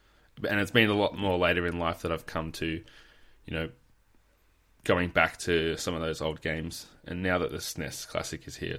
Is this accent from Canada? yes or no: no; Adelaide, South Australia, Australia; now in Victoria, Australia; It's always good to talk to another South Australian. I was born in Adelaide, but have been over here in Victoria for far too long.